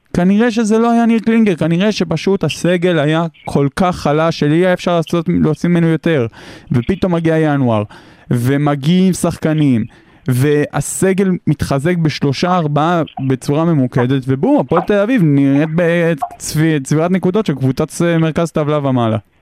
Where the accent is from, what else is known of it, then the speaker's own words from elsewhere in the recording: Hod HaSharon, Central District, Israel; moved away; במקור מאוד השרון